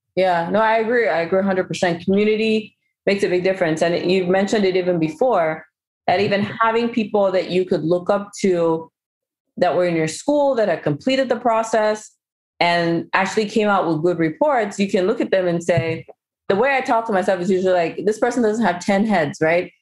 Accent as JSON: {"language": "English", "country": "Cameroon", "said": "I'm also from Cameroon"}